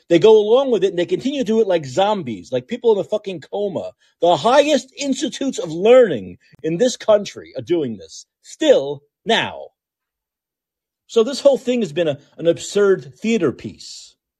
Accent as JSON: {"language": "English", "town": "New York City", "region": "New York", "country": "United States", "said": "I'm from Brooklyn. I talk fast naturally"}